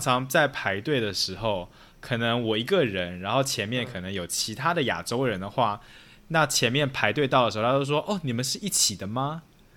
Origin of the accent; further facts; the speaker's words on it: Taiwan; also born or lived in Chicago, United States; now in New York, United States; 我是从台湾来的